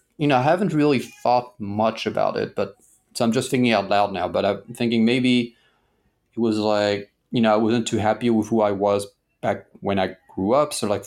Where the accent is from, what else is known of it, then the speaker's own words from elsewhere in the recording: Paris, Île-de-France, France; Like I grew up in Paris, and you know, Paris is one of the most visited cities in the world, at least before COVID.